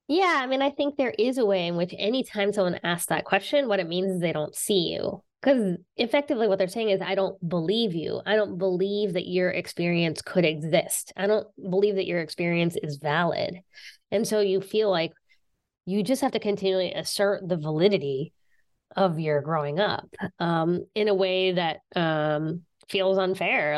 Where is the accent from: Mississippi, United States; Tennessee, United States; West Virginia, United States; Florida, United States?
West Virginia, United States; southern; now in Boston, United States; I'm from West Virginia. I grew up in West Virginia